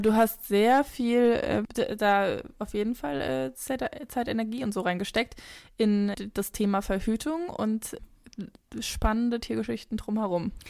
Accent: near Frankfurt, Hesse, Germany; wo ich groß geworden bin, ist in der Nähe von Frankfurt, aber schon eher ländlich gelegen oder dörflich

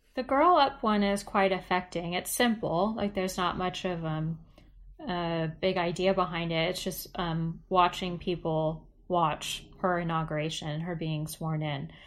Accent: United States; I am American

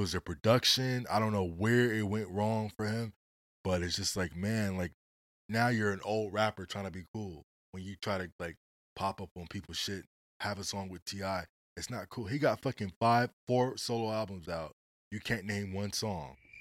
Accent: West Coast, United States; I'm from the West

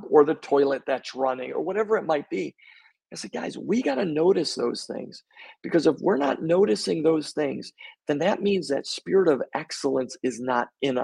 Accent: Buffalo, New York, United States; also born or lived in Long Island, New York; I grew up in Buffalo, New York

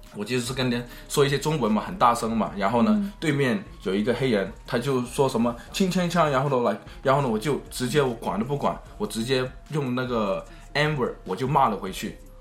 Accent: Chicago, Illinois, United States; also born or lived in China; 我在芝加哥的南边长大的， 就是你也知道芝加哥的南边整天说很多枪杀案啊，很多一些暴力事件啊，呃，我就是在那个环境长下的，所以呢，我读那个高中的时候，呃，是百分之八十是墨西， 呃，Hispanic， 就是墨西哥的人，嗯。然后百分之二，嗯。呃，百分之十五的人都是黑人，所以只有百分之五嗯。的人是亚洲人

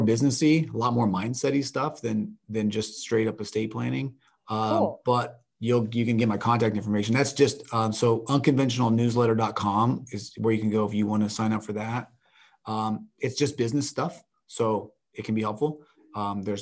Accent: Kansas, United States; moved away; I'm from Kansas

